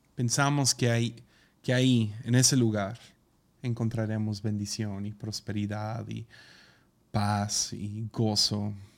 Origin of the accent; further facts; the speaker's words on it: Tepic, Nayarit, Mexico; Pues ahí del sobaco de México, en Tepic.